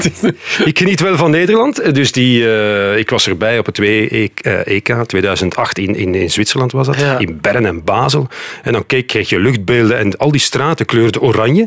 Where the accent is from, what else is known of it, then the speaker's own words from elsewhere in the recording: near Leuven, Flanders, Belgium; wij waren eigenlijk eh, uit de buurt van Leuven